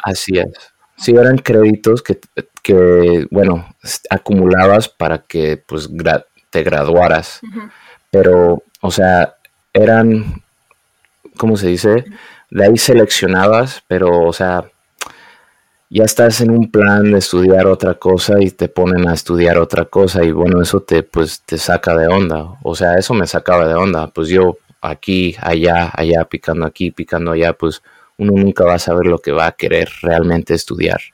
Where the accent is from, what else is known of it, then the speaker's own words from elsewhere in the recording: United States; me crié aquí en Estados Unidos, hablaba español en la casa e inglés en las calles